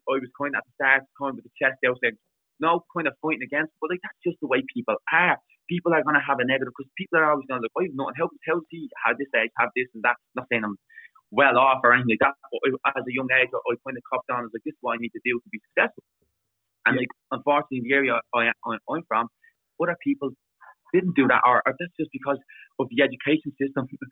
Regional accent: Dublin, Leinster, Ireland; I'm a lad from Dublin, and no matter what, where I am, that'll always come out with me.

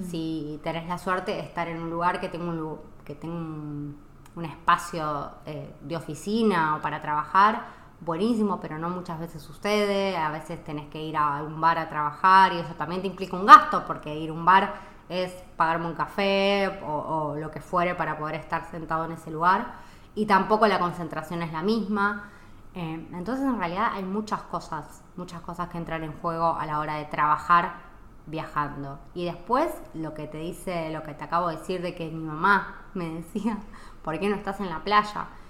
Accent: Argentina; moved away as an adult; also born or lived in Italy / Mexico / United States; now in Spain

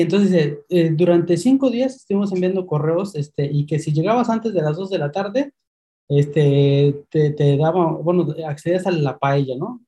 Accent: Mexico City, Mexico; moved away as an adult; now in Spain; soy de México, soy originario de la Ciudad de México y migré hace unos meses hacia España

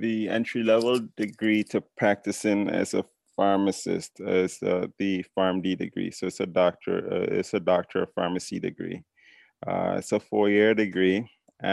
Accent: St. Paul's, Saint George, Grenada; moved away as an adult; also born or lived in Washington D.C., United States; now in United States; It's kind of, suburb setting, Grenada

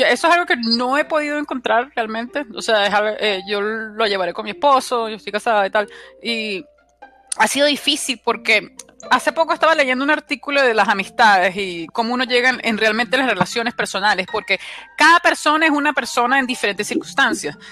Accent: La Guaira, Venezuela; moved away as an adult; also born or lived in Maracaibo, Venezuela; now in United States; yo soy de La Guaira

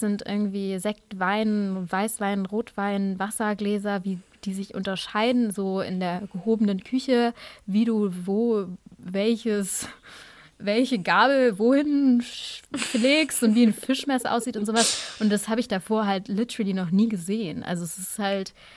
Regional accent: Germany; first language German and Urdu; sind wir hier in Deutschland geboren und aufgewachsen

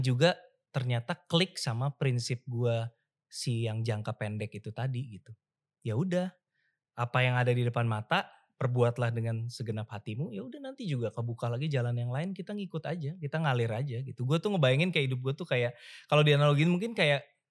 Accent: Jakarta, Indonesia; moved away as an adult; gue dibully sebagai Cina di uh, Jakarta ketika gue remaja

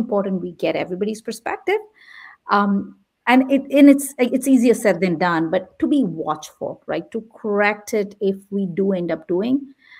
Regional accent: India; also born or lived in Midwest, United States; now in San Jose, United States; I come from India

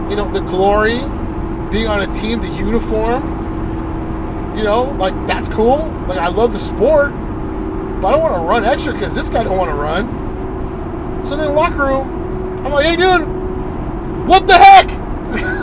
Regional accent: La Quinta, California, United States; I grew up in La Quinta

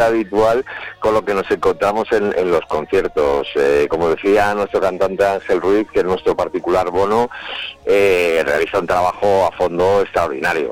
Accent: Madrid, Community of Madrid, Spain; nosotros somos de Madrid

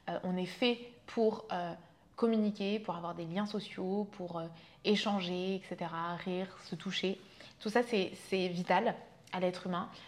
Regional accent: Vietnam; also born or lived in France; j'ai grandi, donc je suis née en France, je suis allée vivre au Vietnam. Quand j'avais deux ans, mes parents se sont séparés.

